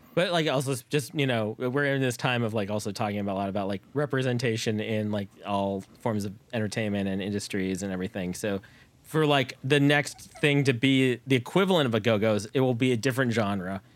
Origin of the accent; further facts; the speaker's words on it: Bay Area, California, United States; I grew up in the Bay Area too